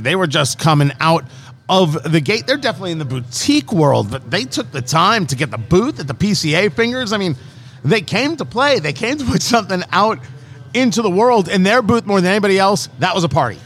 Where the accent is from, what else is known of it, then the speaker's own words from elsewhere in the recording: New Jersey, United States; moved away; I grew up in Jersey, but I didn't live there when Superstorm Sandy hit